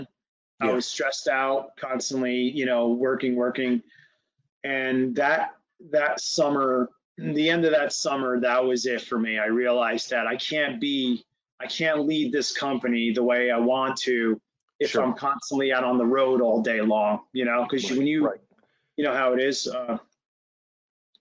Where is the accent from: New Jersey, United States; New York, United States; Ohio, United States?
New Jersey, United States; I'm from New Jersey